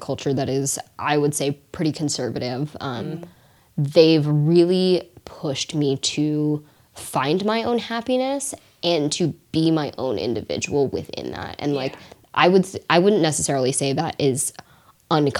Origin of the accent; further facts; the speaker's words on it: Renton, Washington, United States; English is a second language; as we were growing up in Renton